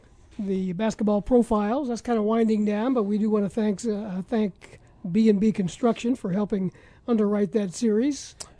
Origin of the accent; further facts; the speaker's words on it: Ohio, United States; I was a big Cleveland Browns fan growing up in Ohio